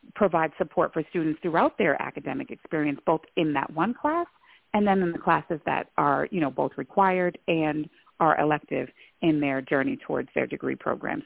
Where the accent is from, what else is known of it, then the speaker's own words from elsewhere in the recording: Lewiston, Maine, United States; I also identify as a person of color born and raised in Lewiston, Maine